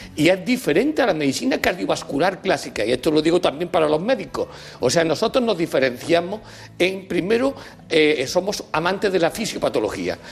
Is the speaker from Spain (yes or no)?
yes; Spain; Nosotros, en España, con el jamón ibérico